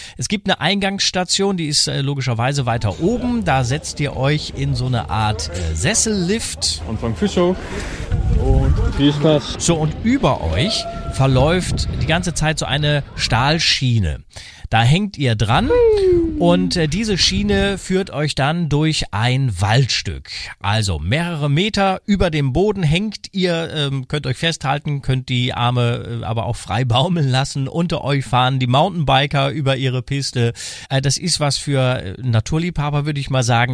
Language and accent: German; Rhineland, Germany; bei uns im Rheinland